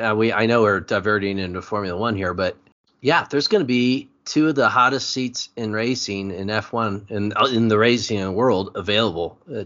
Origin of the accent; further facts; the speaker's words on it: Germany; English is a second language; Born bred German, right? Yeah.